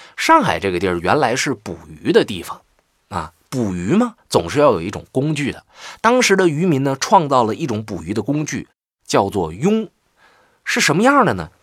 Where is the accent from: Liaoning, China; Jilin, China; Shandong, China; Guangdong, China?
Jilin, China; 我的家乡吉林省